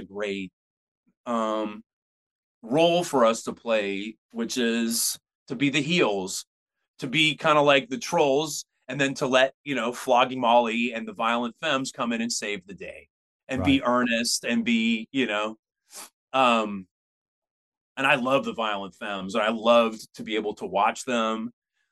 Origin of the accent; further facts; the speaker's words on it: Pittsburgh, Pennsylvania, United States; now in San Francisco, United States; We played fireworks night in my hometown